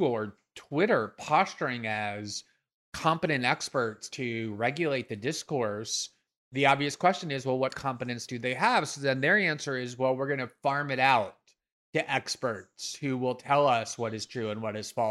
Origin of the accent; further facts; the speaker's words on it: United States; I'm American